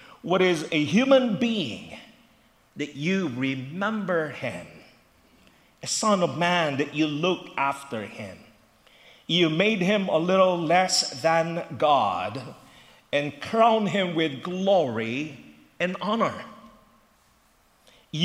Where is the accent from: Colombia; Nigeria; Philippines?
Philippines; now in Philadelphia, United States; Growing up in the Philippines